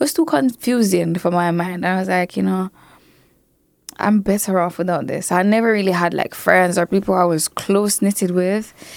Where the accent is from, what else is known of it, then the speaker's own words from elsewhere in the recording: Mandeville, Manchester, Jamaica; growing up in Manchester